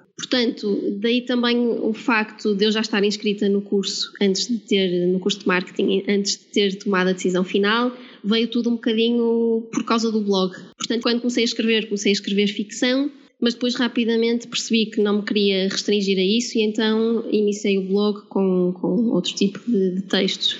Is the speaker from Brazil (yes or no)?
no; Porto, Norte, Portugal; moved away as an adult; now in Lisbon, Portugal; sou do Porto uh, como podem notar, se calhar pelo sotaque, mas vivo em Lisboa já há 5 anos